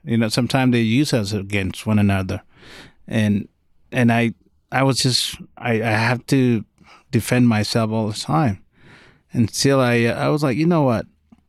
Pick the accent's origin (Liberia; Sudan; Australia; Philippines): Sudan; now in Denver, United States; original Sudanese Uber driver.